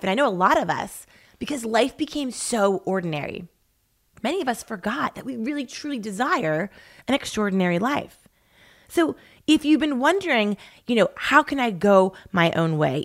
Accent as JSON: {"language": "English", "region": "East Coast", "country": "United States", "tie": "born or raised there", "moved": "as an adult", "lives_now": "Laguna Beach, United States", "said": "growing up on the East Coast"}